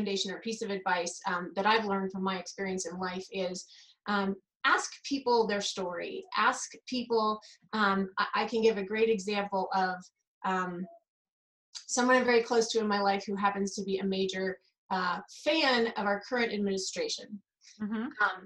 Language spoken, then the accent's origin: English; Kansas, United States; moved away as an adult; I grew up in Kansas